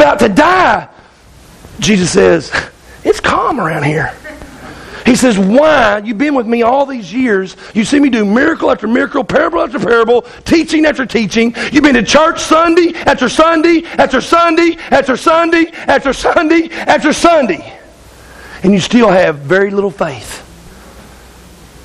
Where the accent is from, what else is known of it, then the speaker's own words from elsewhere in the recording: Arkansas, United States; I'm from Arkansas